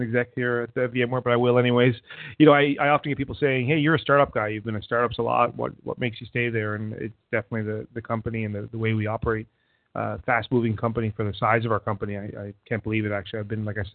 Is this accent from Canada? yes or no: yes; Canada; moved away as an adult; now in Boston, United States; I'm a Canadian that lives in Boston for the last 15 years. So you might hear a number of different accents come out